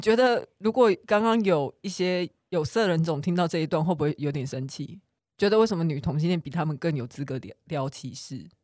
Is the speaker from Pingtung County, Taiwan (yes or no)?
yes; Pingtung County, Taiwan; 他就知道说我是屏东人